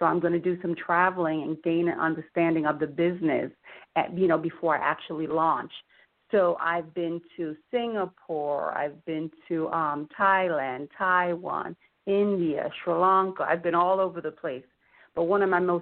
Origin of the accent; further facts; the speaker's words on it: Jamaica; now in Florida, United States; originally, I'm from Jamaica, West Indies, and I grew up drinking tea